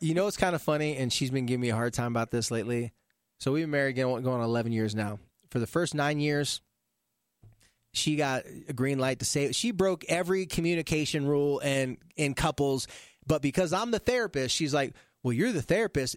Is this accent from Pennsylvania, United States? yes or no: no; California, United States; moved away; I'm a surfer from the beach in California